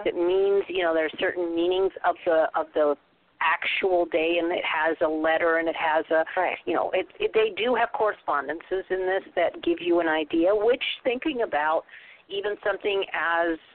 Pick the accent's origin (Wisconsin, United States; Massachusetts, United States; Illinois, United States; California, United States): California, United States; Southern; now in Northern California, United States; I was raised in Southern California